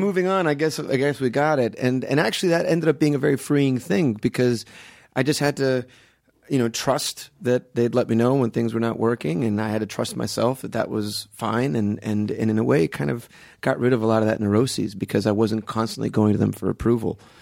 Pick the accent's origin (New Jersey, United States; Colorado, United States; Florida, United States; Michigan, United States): Florida, United States; Miami; also born or lived in Guatemala / Palm Beach; I grew up in Miami, so I came when I was about five months old